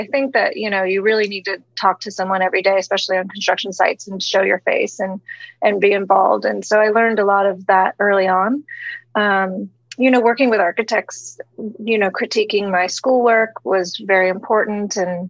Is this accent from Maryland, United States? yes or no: no; Jupiter, Florida, United States; moved away; also born or lived in New York; I was born in Jupiter, Florida, which is a small town, probably about an hour and a half north of Miami in West Palm Beach County. My parents are both from New Jersey, but my father was transferred there for work, and that's where I was born.